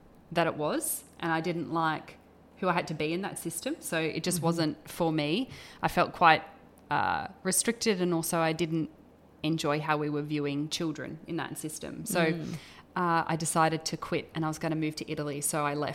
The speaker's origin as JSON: {"language": "English", "town": "Port Macquarie", "region": "New South Wales", "country": "Australia", "tie": "born or raised there", "also_born_or_lived": "Ireland / Queensland", "moved": "as an adult", "lives_now": "Brisbane, Australia", "said": "I grew up in Port Macquarie in New South Wales"}